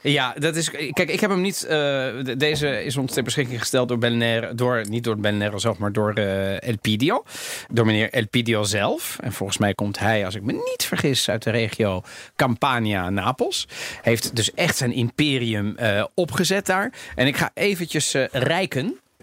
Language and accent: Dutch; Netherlands; accent: Italian; also born or lived in Rotterdam; ik ben opgegroeid in Nederland. Ik heb, misschien, ik heb een Italiaans accent misschien een beetje